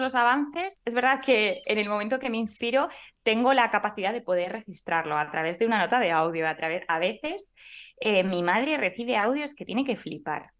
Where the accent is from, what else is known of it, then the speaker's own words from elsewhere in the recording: Valladolid, Castile and León, Spain; Yo soy de Valladolid